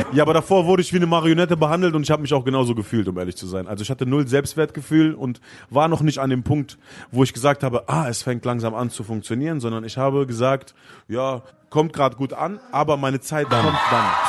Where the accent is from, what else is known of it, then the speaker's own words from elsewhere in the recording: Gifhorn, Lower Saxony, Germany; in der Plattenkiste gearbeitet in Gifhorn, wo ich groß geworden bin